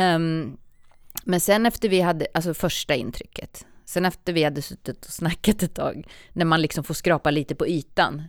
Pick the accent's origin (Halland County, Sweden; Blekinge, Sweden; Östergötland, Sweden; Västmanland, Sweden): Östergötland, Sweden; Ljungsbro; moved away; also born or lived in Linköping; Ljungsbro, mm. där jag kommer ifrån